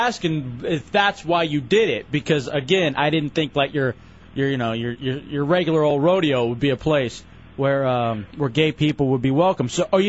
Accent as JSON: {"language": "English", "region": "Texas", "country": "United States", "tie": "born or raised there", "moved": "yes", "lives_now": "Florida, United States", "said": "I grew up in Texas, and I've been to a rodeo before."}